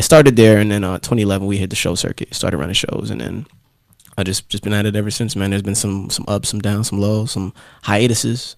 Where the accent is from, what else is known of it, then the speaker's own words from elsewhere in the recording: Raleigh, North Carolina, United States; also born or lived in Jamaica; I'm originally Jamaica, but I would say Raleigh, yes. So I moved. I moved what, here in '99. I moved here in '99 from uh, Jamaica when I was a child. I was mm-hmm. eight years old